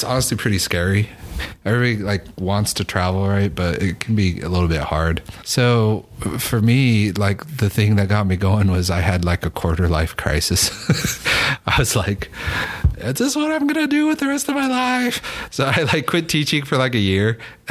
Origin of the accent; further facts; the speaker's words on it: Orem, Utah, United States; moved away as an adult; also born or lived in Japan / Hawaii / China; since I was seven, I grew up in Orem, Utah